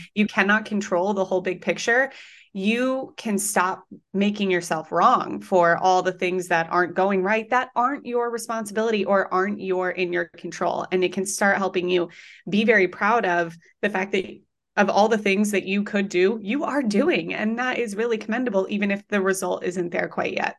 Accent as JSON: {"language": "English", "region": "Colorado", "country": "United States", "moved": "as an adult", "lives_now": "New York City, United States", "said": "I am from Colorado"}